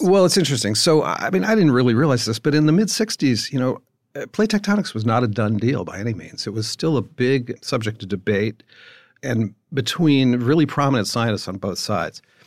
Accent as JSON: {"language": "English", "region": "East Coast", "country": "United States", "tie": "born or raised there", "said": "I grew up in the East Coast"}